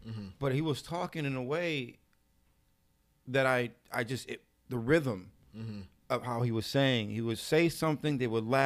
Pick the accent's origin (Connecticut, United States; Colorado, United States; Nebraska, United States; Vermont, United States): Connecticut, United States; New Britain; also born or lived in New York; now in Hartford, United States; We moved to New Britain. I wasn't feeling it because it's my hometown